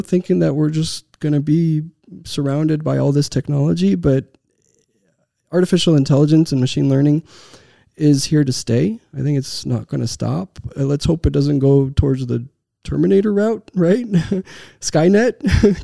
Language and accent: English; Texas, United States; born or raised there; moved away as an adult; also born or lived in Romania / Seattle